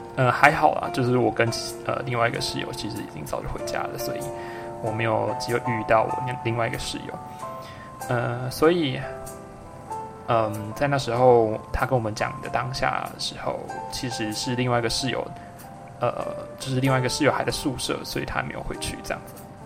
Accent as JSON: {"language": "Chinese", "town": "Chiayi", "country": "Taiwan", "tie": "born or raised there", "said": "我现在呢，人在我的老家嘉义"}